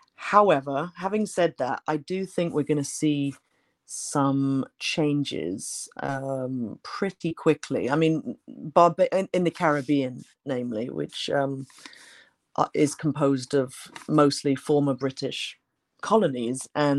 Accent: United States; I grew up in the United States. I mean, I went to high school there

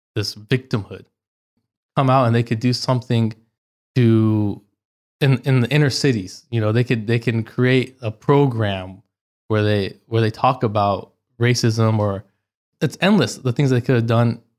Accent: Orange County, California, United States; born or raised there; moved away as an adult; also born or lived in Los Angeles, California; now in United Arab Emirates

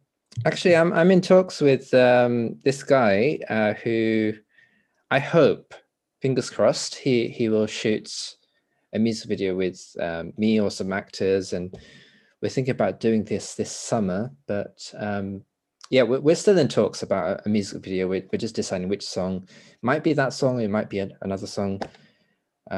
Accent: United Kingdom; first language English; moved away; also born or lived in Los Angeles, United States; as a Brit

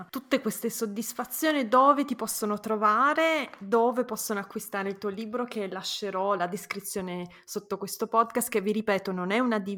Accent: Italy; Io quando ero ragazzina, crescendo in Italia, pensavo se solo fossi italiana, se solo fossi nata in Italia, sarei la persona più felice del mondo.

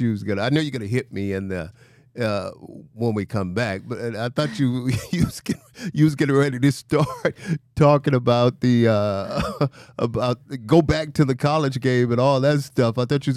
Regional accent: Mobile, Alabama, United States; When I was growing up, I mean, obviously I'm from Mobile, Alabama, a small town.

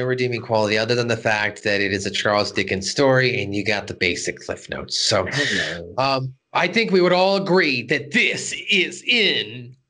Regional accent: United Kingdom; Of course, I liked, I'm a British person.

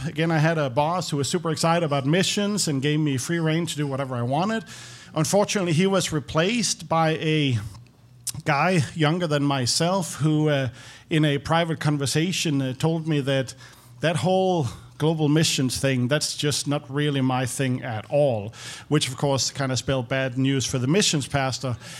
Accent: Copenhagen, Capital Region of Denmark, Denmark; moved away as an adult; now in Nashville, United States; I'm, I'm from Denmark.

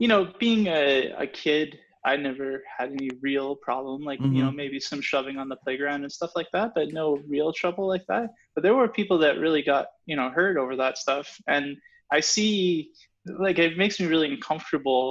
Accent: Gatineau, Quebec, Canada; moved away; also born or lived in Ottawa; I actually spent my childhood in Quebec. I came from Gatineau.

